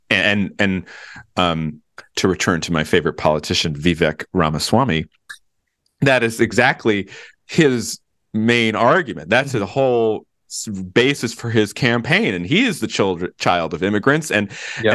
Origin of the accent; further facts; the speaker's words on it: Virginia, United States; my home state of Virginia